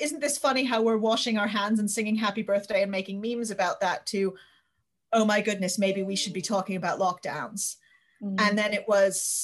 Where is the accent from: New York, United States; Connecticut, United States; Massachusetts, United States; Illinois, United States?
Connecticut, United States; New Haven; moved away as an adult; now in London, United Kingdom; I grew up in New Haven, Connecticut, in the US